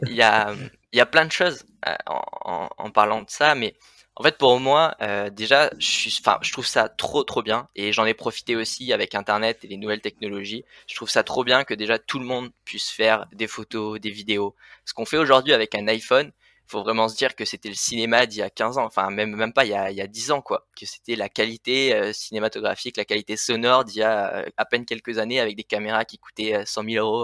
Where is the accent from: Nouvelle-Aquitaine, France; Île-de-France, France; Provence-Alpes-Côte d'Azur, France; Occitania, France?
Occitania, France; Le Vigan; moved away as an adult; now in Annecy, France; moi je suis originaire donc du sud des Cévennes, voilà donc à côté du Vigan, une petite ville